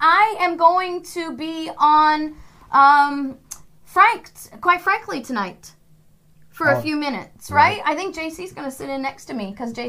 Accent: Missouri, United States; I say guys because I'm from Missouri and that means men and women.

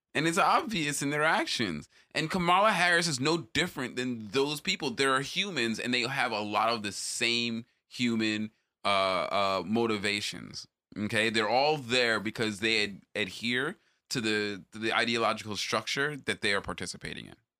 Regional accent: Jamaica; as a Jamaican

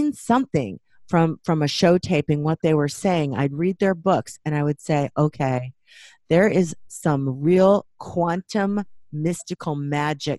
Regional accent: Waukegan, Illinois, United States; I grew up Catholic in Waukegan, Illinois

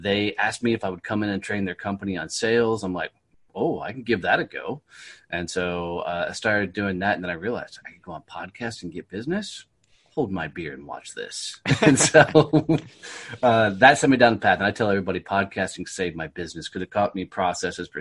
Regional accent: Fort Worth, Texas, United States; Fort Worth, Texas, my hometown

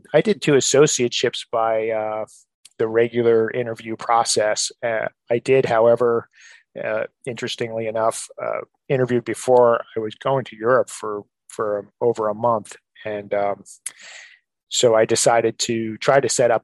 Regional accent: New Jersey, United States; moved away as an adult; now in Maryland, United States; We're both from New Jersey

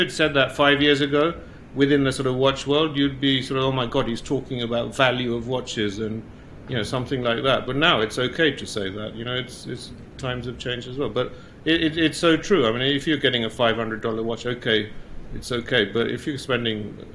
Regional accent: Uganda; moved away; we were kicked out of Uganda

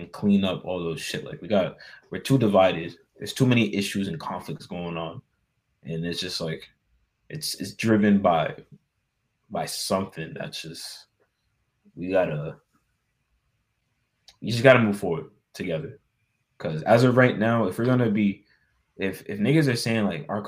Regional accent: United States

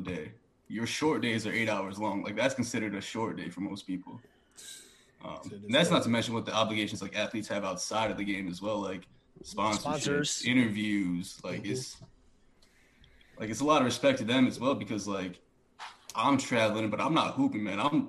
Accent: Utica, New York, United States; moved away; growing up in Utica, New York

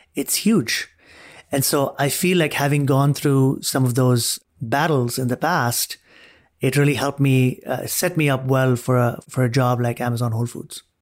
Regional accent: Dubai, United Arab Emirates; moved away as an adult; also born or lived in Arizona, United States; now in United States; I was born and raised in Dubai, grew up there, came to the U S as an undergrad

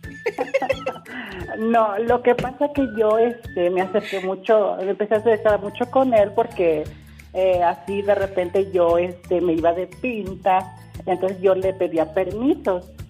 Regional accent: Tepenacaxtla, Veracruz, Mexico; now in Tehuacán, Mexico; fue allá donde soy

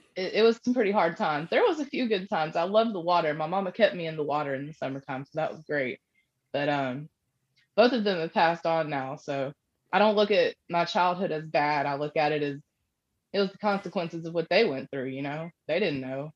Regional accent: Panama City, Florida, United States; moved away as an adult; now in Kentucky, United States; I actually grew up in Panama City, Florida

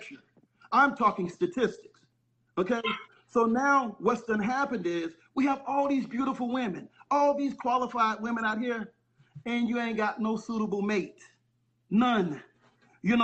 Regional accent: St. Petersburg, Florida, United States; I'm from St. Pete, Tampa, Florida.

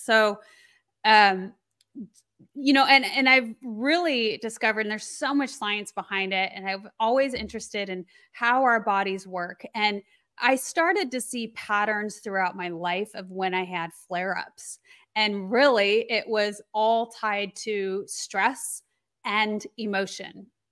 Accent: Colorado, United States; I grew up in Colorado, so I was very used to the elements

